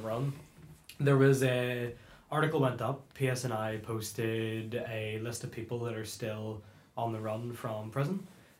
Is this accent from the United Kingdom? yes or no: yes; Belfast, Northern Ireland, United Kingdom; I'm from East Belfast, and the difference from someone from, like, West or North or anything is very different.